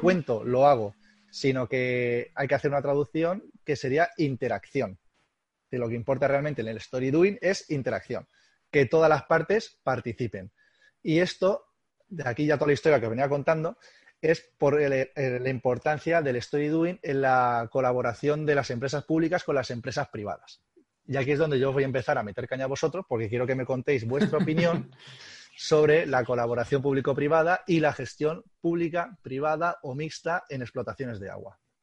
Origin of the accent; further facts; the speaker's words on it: Albacete, Castilla-La Mancha, Spain; como somos gente de Albacete y somos gente, gente dura